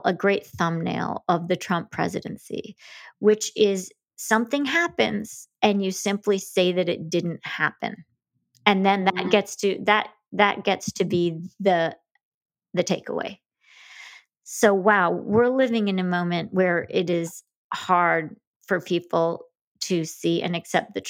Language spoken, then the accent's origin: English; Grand Rapids, Michigan, United States; I'm from Grand Rapids, Whitney. Well, that's mostly where I grew up in Michigan